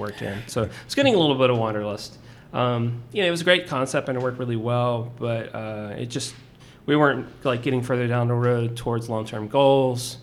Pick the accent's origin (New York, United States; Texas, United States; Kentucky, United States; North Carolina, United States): Texas, United States; Corpus Christi; moved away as an adult; also born or lived in Portland, Oregon; now in Austin, United States; I grew up in South Texas. Corpus Christi is my hometown